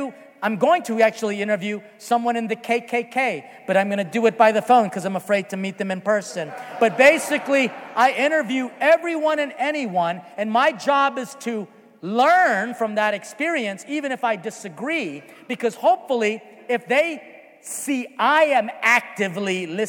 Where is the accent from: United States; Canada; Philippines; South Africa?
Philippines; because we started late because, again, I am Filipino.